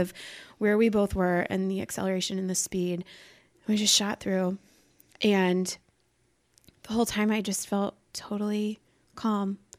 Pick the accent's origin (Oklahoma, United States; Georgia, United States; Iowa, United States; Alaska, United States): Iowa, United States; I grew up in Iowa